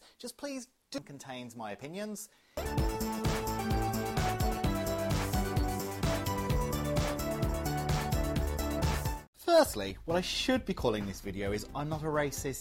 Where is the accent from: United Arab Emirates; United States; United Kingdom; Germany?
United Kingdom; a small town in England; born or raised there; moved away as an adult; now in Australia